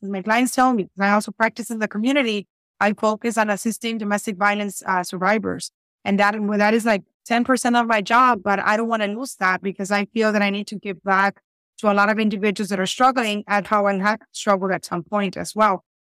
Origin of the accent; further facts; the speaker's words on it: Reynosa, Tamaulipas, Mexico; English is a second language; also born or lived in South Texas, United States; now in Texas, United States; I am in South Texas, but I'm originally from Reynosa, Tamaulipas, Mexico